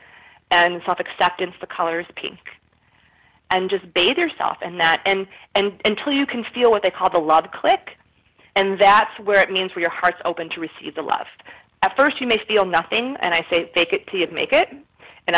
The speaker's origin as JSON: {"language": "English", "town": "Chicago", "region": "Illinois", "country": "United States", "said": "I'm from Chicago."}